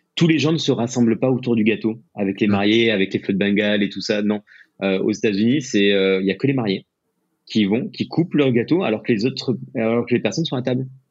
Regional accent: France; moved away as an adult; also born or lived in United States; en tant que Français

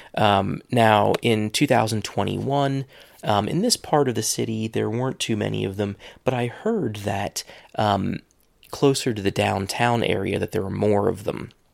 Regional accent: Ohio, United States; moved away; I'm in my hometown

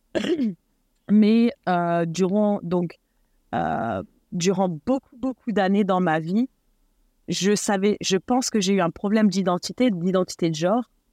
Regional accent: eastern France, France; also born or lived in Nord, Hauts-de-France; now in Los Angeles, United States; je suis née et élevée en France. Je suis de, de donc euh, donc ch'ti à la base, mais déménagé euh, dans l'Est la plupart de ma vie

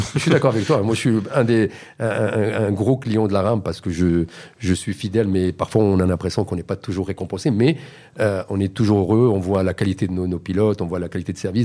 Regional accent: Morocco

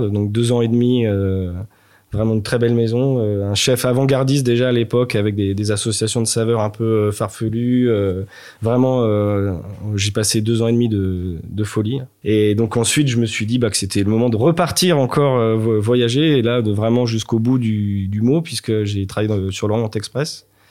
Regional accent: Nantes, Pays de la Loire, France; je suis nantais 100%. Euh, je suis, euh, je suis né à Nantes. J'ai fait toutes mes études à Nantes

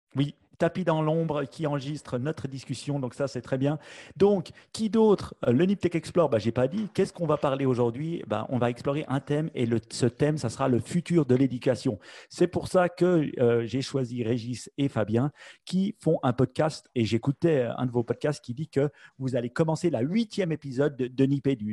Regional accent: Switzerland; chez nous en Suisse

